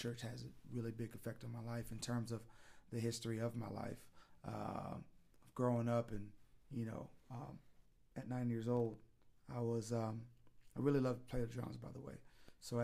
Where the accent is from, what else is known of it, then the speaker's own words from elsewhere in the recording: San Bernardino, California, United States; also born or lived in Clovis, California; my parents moved to Southern California in San Bernardino